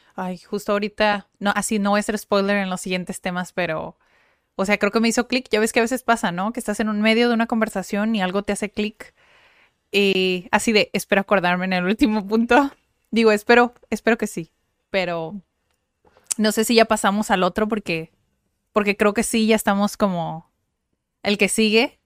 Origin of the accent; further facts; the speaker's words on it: Mexico; los mexicanos